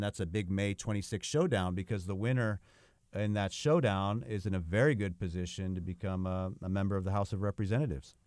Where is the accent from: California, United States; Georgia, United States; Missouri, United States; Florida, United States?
California, United States; California, my home state